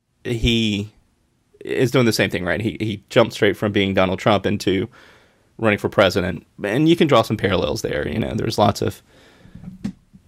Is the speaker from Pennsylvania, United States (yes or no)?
no; Mullins, South Carolina, United States; my hometown of Mullins